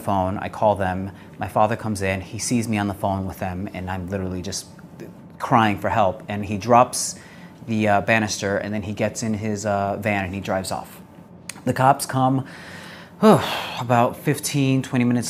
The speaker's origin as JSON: {"language": "English", "town": "Greenville", "region": "South Carolina", "country": "United States", "said": "I am from Greenville, South Carolina."}